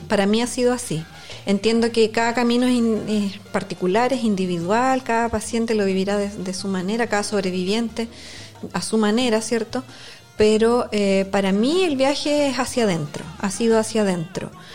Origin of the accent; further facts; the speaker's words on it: Concepción, Biobío, Chile; also born or lived in Santiago; originaria de Concepción